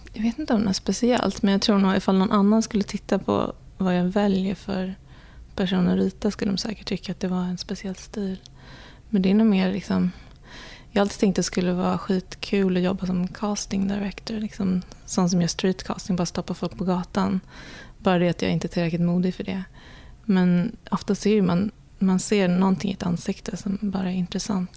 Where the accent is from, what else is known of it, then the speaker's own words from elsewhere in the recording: Sweden; now in New York, United States; som svenskar